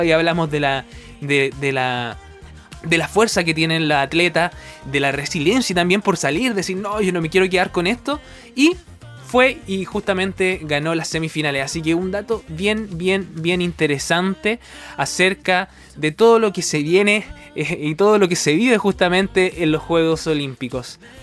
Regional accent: Chile; nosotros como chilenos

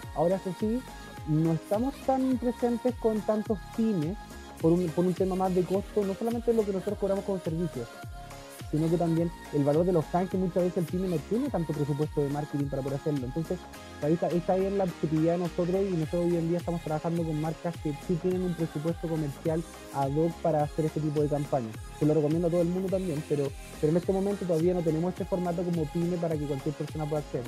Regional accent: Temuco, Araucanía, Chile; now in Caburga, Chile; yo soy de Temuco

